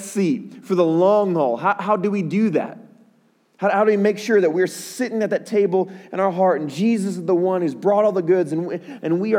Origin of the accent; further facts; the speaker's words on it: Chicago, Illinois, United States; my hometown, Chicago. That's where I'm from